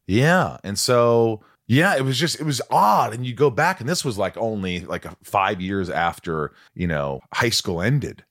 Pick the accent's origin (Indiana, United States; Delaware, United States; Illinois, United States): Indiana, United States; also born or lived in New York; I grew up in Indiana